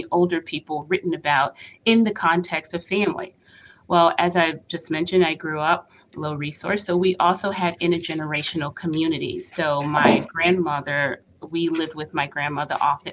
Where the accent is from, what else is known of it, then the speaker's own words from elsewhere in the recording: North Carolina, United States; also born or lived in Boston; I was born and raised in North Carolina.